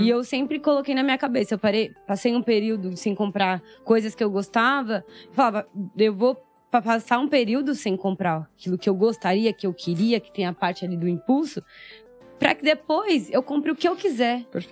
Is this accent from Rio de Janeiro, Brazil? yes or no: no; São Paulo, Brazil; also born or lived in Maranhão; Eu sou do Heliópolis, cresci... Heliópolis é uma das maiores comunidades aqui do Brasil. Uhum. Sim. Então cresci lá